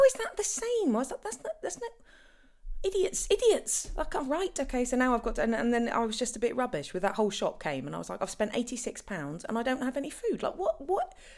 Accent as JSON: {"language": "English", "area": "Norfolk", "region": "East of England", "country": "United Kingdom", "said": "we're from Norfolk"}